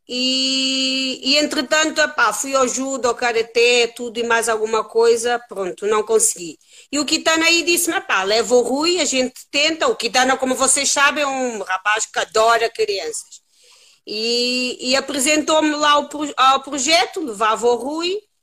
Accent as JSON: {"language": "Portuguese", "country": "Cape Verde", "tie": "born or raised there", "moved": "as an adult", "lives_now": "Lisbon, Portugal", "said": "Eu nasci em Cabo Verde, vim para aqui, mas já tenho mais anos de vida aqui em Portugal do que em Cabo Verde. Uh, vim para aqui com 19 anos"}